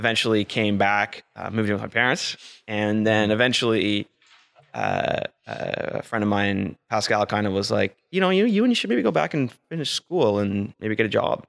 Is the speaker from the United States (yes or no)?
no; Ottawa, Ontario, Canada; also born or lived in Oxford, England; I was raised in the Ottawa Valley, just outside of town, out near the village of Ashton, but in the country, just surrounded by farms, what are now developments, unfortunately.